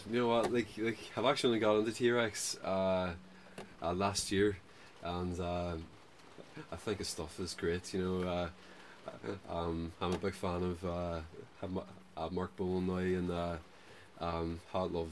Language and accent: English; Derry, Northern Ireland, United Kingdom; I'm from Derry.